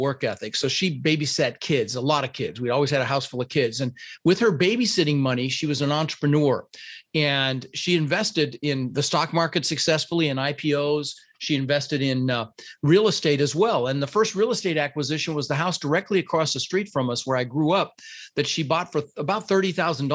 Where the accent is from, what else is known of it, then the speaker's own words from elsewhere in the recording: Denver, Colorado, United States; first language Dutch; English is a second language; also born or lived in Netherlands; I was born in the Netherlands, Holland, wooden shoes, windmills, you know, and I came over with my brother, Albert, my mother's Vancha, and we ended up in Denver, Colorado.